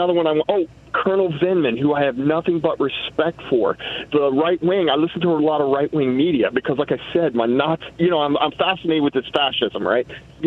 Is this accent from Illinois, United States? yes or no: yes; Illinois, United States; now in Federal Way, United States; I was raised in Illinois